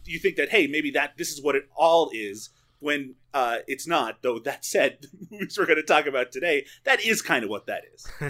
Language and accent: English; Newfoundland and Labrador, Canada; I grew up in Newfoundland